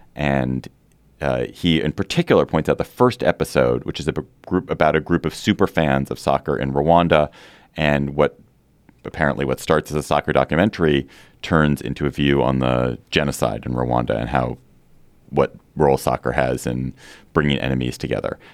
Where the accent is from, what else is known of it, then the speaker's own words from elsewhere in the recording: Washington, District of Columbia, United States; I grew up in Chevy Chase, D C, so it's very familiar to me